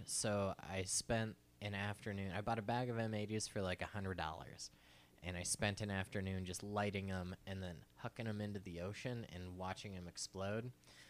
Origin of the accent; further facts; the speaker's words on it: Phoenix, Arizona, United States; Growing up in Phoenix, our family, like I come from like a moderately wealthy family